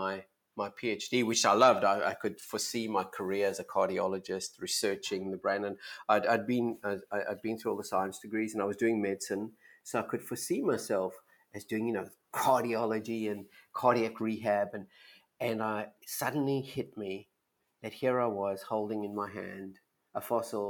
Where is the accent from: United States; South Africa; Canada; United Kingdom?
South Africa; moved away; I was born in South Africa and went to a wonderful university there called University of Witwatersrand